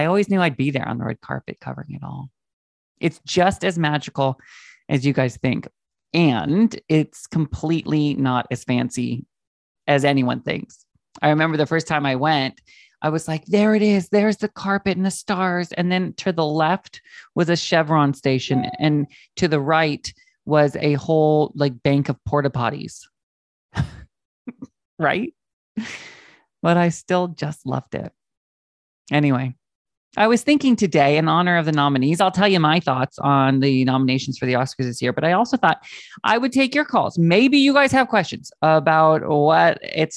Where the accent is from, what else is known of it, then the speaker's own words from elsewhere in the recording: Washington, United States; moved away; I grew up in Washington State, right under British Columbia